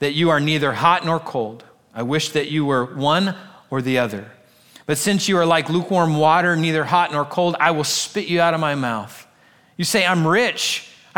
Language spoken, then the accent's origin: English; United States; us as American Christians.